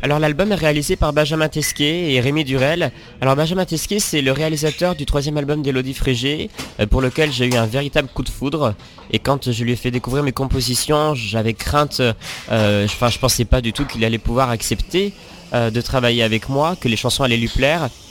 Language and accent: French; Auvergne-Rhône-Alpes, France; En Rhône-Alpes, en Rhône-Alpes, euh, dans, un, dans un petit village